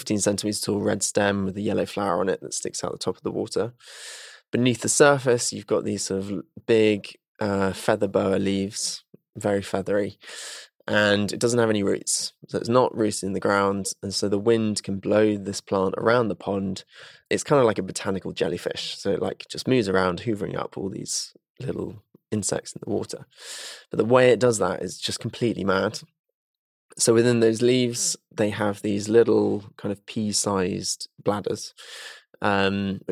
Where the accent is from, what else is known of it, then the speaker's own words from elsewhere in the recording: Salisbury, South West England, United Kingdom; I grew up just outside of Salisbury in Wiltshire.